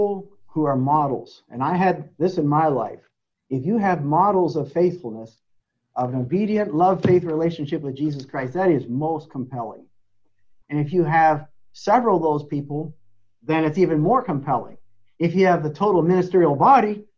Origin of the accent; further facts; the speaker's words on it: Lancaster Conference, Pennsylvania, United States; growing up in the Lancaster Conference and then in with the Eastern Conference